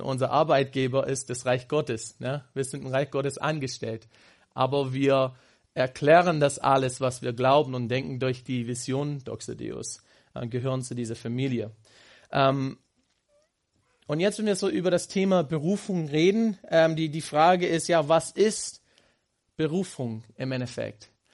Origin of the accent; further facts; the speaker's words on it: Houston, Texas, United States; German is a second language; moved away as an adult; meine Heimat gefragt haben in Houston